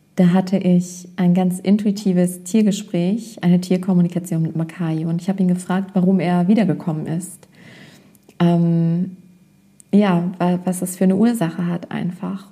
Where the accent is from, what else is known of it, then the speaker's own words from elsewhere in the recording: Germany; also born or lived in North Rhine-Westphalia; ich bin zwar in Nordrhein-Westfalen geboren, war da aber nur ein paar Monate und bin dann hier aufgewachsen in der Nähe von Bremen und habe mein Leben lang hier verbracht